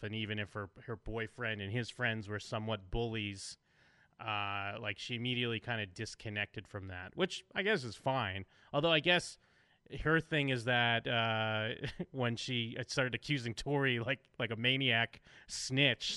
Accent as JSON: {"language": "English", "country": "United States", "said": "I'm American"}